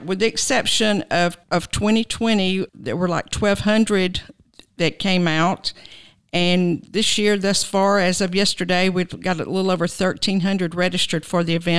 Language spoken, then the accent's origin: English; Cartersville, Georgia, United States; moved away as an adult; now in Canton, United States; I'm originally from Cartersville, Georgia, and I've been living in Canton for 16 years.